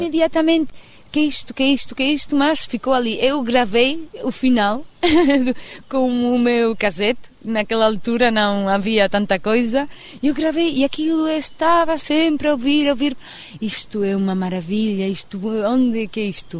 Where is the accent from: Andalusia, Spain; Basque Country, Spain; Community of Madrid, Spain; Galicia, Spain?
Basque Country, Spain; San Sebastián; Portuguese is a second language; minha terra, eh, São Sebastião, do País Vasco